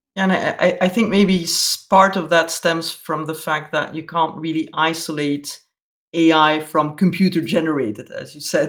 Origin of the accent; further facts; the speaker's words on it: Belgium; me being a Belgian